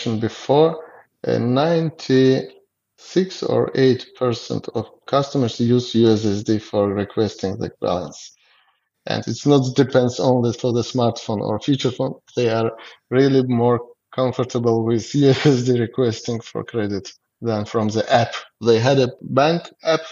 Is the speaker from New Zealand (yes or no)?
no; Azerbaijan; English is a second language; we are from Azerbaijan and we have a staff of 100 people and most of them are citizens of our country. Our country is a young country